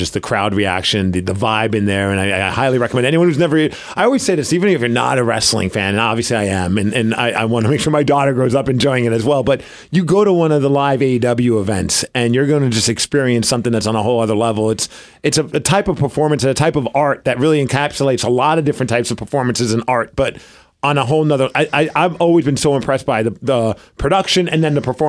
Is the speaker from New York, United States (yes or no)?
yes; New York, United States; moved away; I grew up in New York.